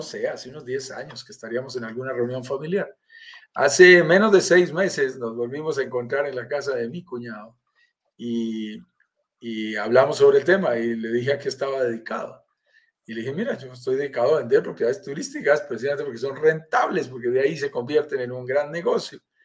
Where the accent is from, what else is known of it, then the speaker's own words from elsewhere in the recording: Colombia; accent: Colombian; estoy en Colombia, sentirás por mi acento, soy colombiano